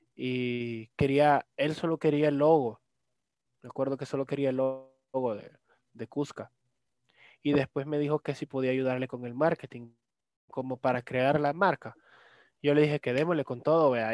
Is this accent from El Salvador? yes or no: yes; El Salvador; mis papás son full salvadoreños